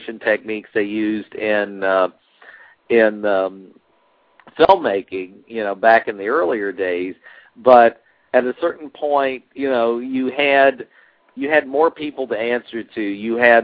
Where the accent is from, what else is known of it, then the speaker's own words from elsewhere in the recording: Jacksonville, Florida, United States; now in California, United States; my hometown of Jacksonville, Florida